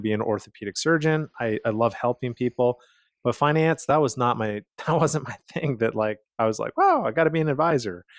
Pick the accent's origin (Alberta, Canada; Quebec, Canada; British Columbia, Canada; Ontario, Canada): Alberta, Canada; Calgary; moved away; I'm originally from Calgary, Canada